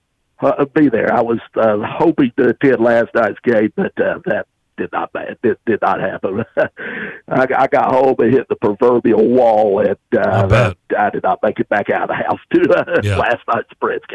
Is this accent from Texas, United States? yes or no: no; Tullahoma, Tennessee, United States; as a native Middle Tennessean. I grew up in Tullahoma. I don't know if you knew that or not, but I'm a Tullahoma native. And I grew up at a time in the 70s and 80s